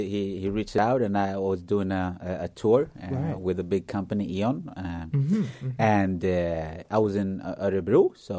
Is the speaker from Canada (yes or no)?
no; Uganda; born there; He's from Africa. I was born in Uganda and he's also from Africa.